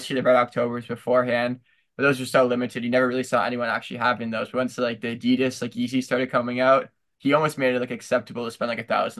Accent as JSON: {"language": "English", "town": "Kitchener", "region": "Ontario", "country": "Canada", "tie": "born or raised there"}